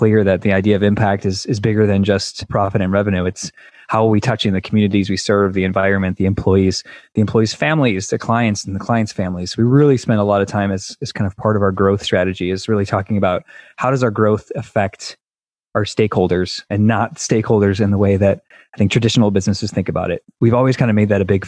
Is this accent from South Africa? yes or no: no; Chicago, Illinois, United States; moved away as an adult; now in Indianapolis, United States; I grew up in Chicago.